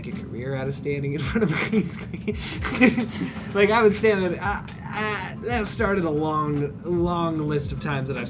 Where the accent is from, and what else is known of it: Oakland, Tennessee, United States; moved away